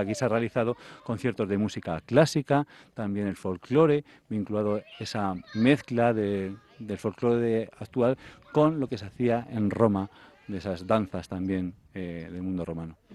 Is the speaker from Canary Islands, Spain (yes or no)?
no; Tarancón?, Castilla-La Mancha, Spain; soy del Cajo de Santiago, y veníamos con mi colegio en los, en los años 90